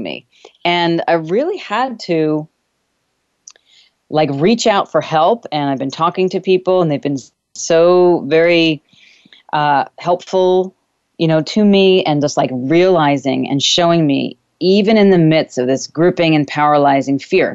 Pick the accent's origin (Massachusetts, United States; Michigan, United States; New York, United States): New York, United States; moved away; I am actually doing this show from my childhood home, my actual childhood bedroom, one of my childhood bedrooms anyway, that I grew up here with in New York